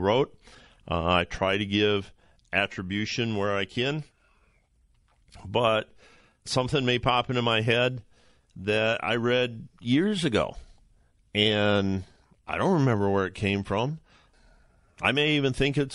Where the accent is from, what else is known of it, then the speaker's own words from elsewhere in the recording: Ohio, United States; my home state, just down the road, a couple hours in Cleveland